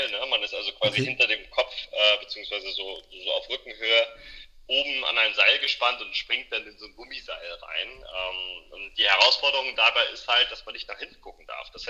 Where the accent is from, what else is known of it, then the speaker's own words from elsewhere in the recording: Glückstadt, Schleswig-Holstein, Germany; also born or lived in Elmshorn; ein norddeutsches Kind, äh, quasi 25 Jahre, äh, nee, ich erzähl Quatsch, 29 Jahre immer in Glückstadt gelebt